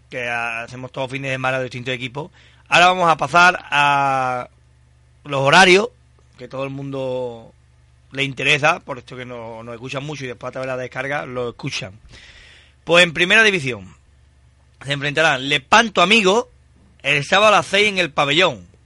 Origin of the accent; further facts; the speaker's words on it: United Kingdom; Yo que soy británico.